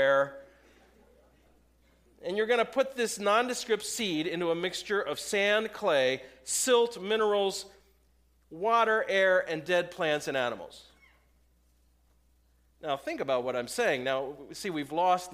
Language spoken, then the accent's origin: English; Lancaster County, Pennsylvania, United States; we're from Lancaster County